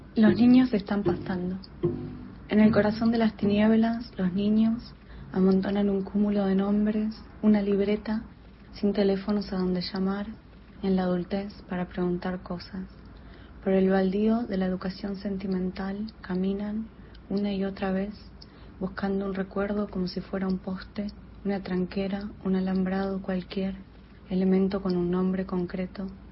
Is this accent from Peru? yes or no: no; Argentina; now in New York, United States; soy una escritora argentina que vive en Nueva York